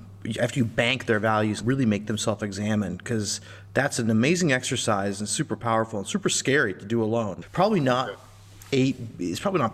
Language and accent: English; Midwest, United States; I'm from the Midwest